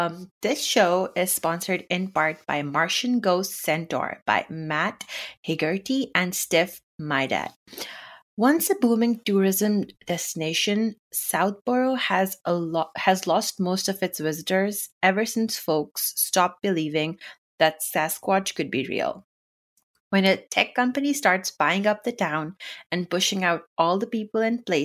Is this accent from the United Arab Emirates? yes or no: yes; United Arab Emirates; first language Urdu; English is a second language; I grew up in the Middle East in United Arab Emirates, and we didn't have a lot of books, like in the sense that there was just a very limited selection. But I do remember, so my first language is Urdu.